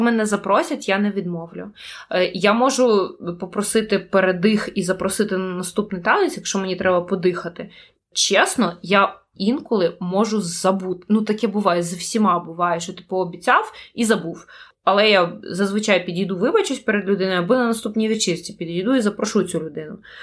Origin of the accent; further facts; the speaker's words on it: Kyiv, Ukraine; я з України